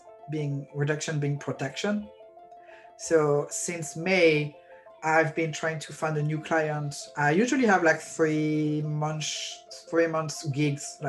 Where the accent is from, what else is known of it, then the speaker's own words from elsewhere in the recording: France; moved away as an adult; now in Brooklyn, United States; I have a visa, I'm from France